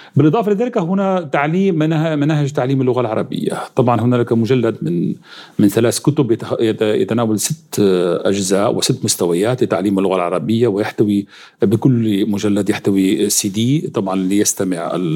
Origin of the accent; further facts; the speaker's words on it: Syria; moved away as an adult; now in Russia; انا اصولي سوري